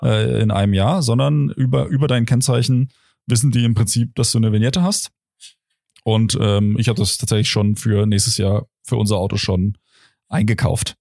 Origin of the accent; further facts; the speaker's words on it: Potsdam, Brandenburg, Germany; moved away; ich komme aus Brandenburg